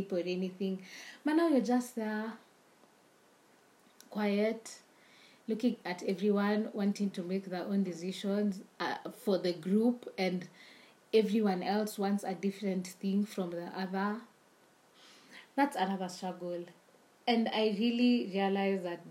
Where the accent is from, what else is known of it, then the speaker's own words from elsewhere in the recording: Nairobi, Kenya; we're from Nairobi